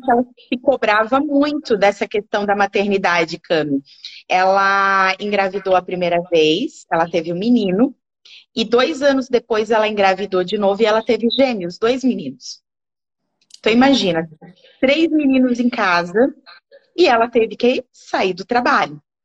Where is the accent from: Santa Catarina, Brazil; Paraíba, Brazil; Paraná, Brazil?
Santa Catarina, Brazil; Gaspar; eu sou de Gaspar, Gaspar, né? Tem que puxar o X para falar.